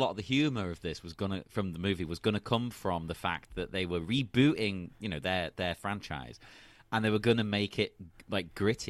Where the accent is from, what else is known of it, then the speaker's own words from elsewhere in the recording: England, United Kingdom; But as an English person